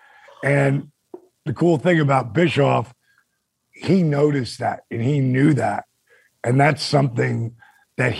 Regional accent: Point Pleasant, New Jersey, United States; my hometown outside one of my best friend's bars called the Broadway in Point Pleasant

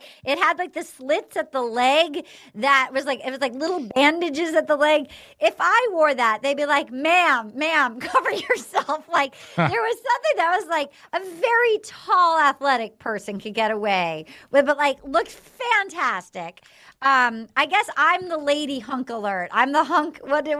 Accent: New England, United States; I grew up in New England, but I've learned to be a very sincere person.

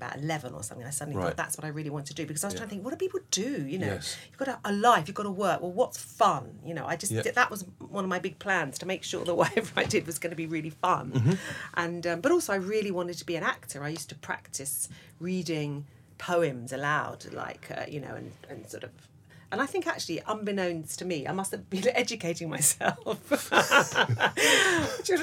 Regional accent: London, United Kingdom; it was in London. Yeah, I grew up in London

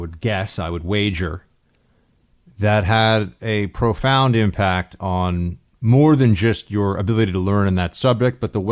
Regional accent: New York City, New York, United States; the private Catholic school that I went to growing up in New York City

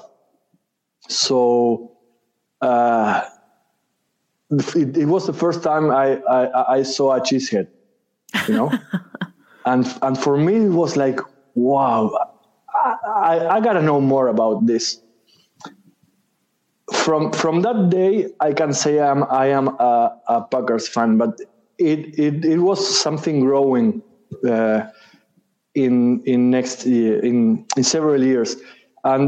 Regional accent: Uruguay; I am from Uruguay. I've lived here since I was born

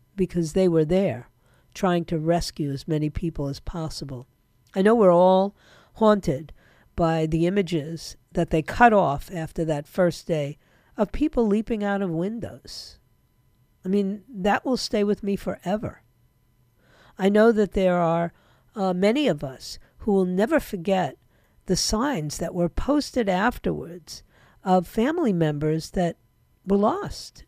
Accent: New York, United States; moved away; that's my hometown. Whether I like it or not, that's my hometown.

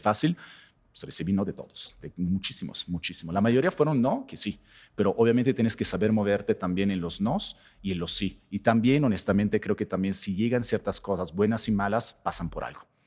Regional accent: Italy; now in Mexico; yo vengo de otro país, por supuesto, en este caso, vengo de Italia

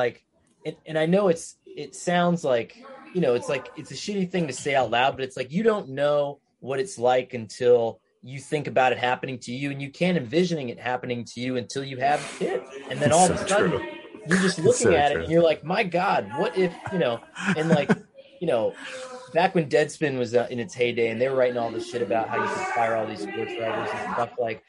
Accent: Scranton, Pennsylvania, United States; born or raised there

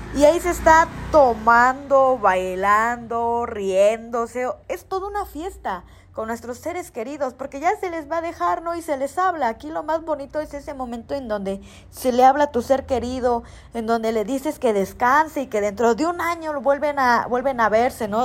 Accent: Tlacolula, Oaxaca, Mexico; aquí saludándolas desde Tlacolula

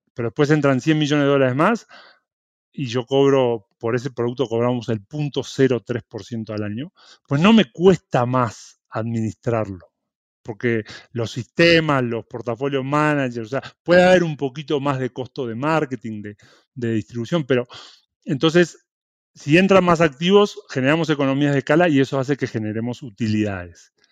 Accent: Uruguay; moved away; Yo, bueno, soy uruguayo, nací en Uruguay, me crié ahí, estudié ahí.

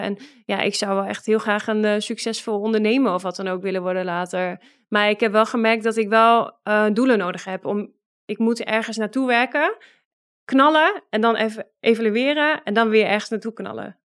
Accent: Netherlands; moved away as an adult; now in Russia; wij als Nederlanders over het algemeen ook echt heel nuchter zijn

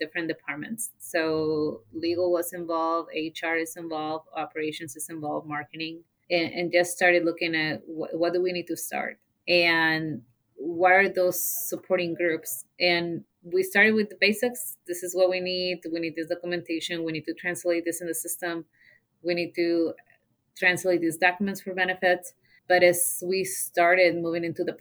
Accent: Mexico; English is a second language; moved away as an adult; now in Zeeland, United States; So I moved to the Ceylon area from Mexico when I was 18 years old.

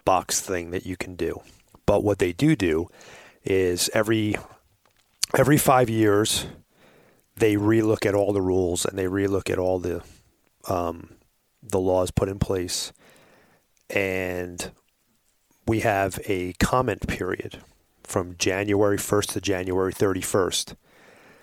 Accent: New York, United States; now in Arizona, United States; I was born in New York

